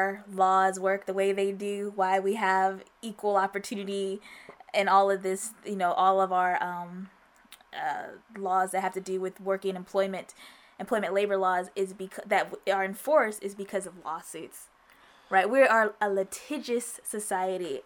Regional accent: United States; I'm American.

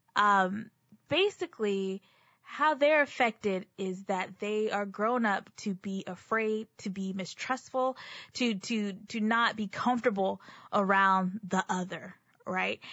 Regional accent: Texas, United States; I'm also a native Texan

